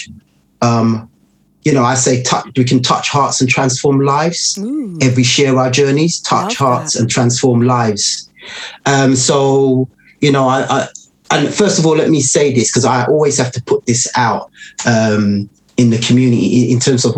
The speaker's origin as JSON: {"language": "English", "region": "London", "country": "United Kingdom", "tie": "born or raised there", "said": "growing up in Tottenham"}